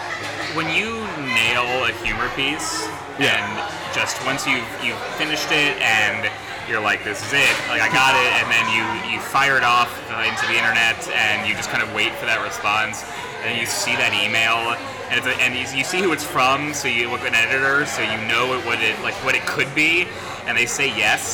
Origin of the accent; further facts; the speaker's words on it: Houston, Texas, United States; also born or lived in New Jersey / Singapore; now in New York, United States; So I moved around a lot as a kid, but I was born in New Jersey. I lived in New Jersey a couple times. I lived in Houston 3 times. I lived in Singapore in middle school.